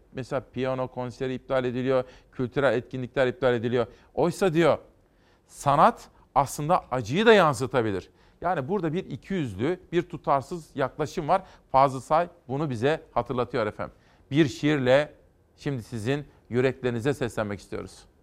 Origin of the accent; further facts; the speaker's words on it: Kütahya, Turkey; moved away; memlekete geçelim Kütahya'ya